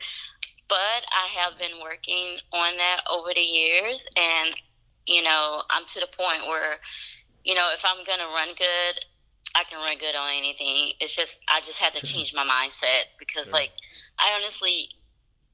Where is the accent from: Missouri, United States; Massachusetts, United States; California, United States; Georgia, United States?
Georgia, United States; Atlanta; it's in my hometown